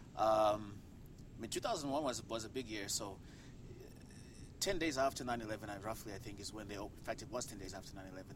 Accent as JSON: {"language": "English", "region": "Harare", "country": "Zimbabwe", "tie": "born or raised there", "moved": "as an adult", "said": "Harare, Harare, Zimbabwe, is where I grew up"}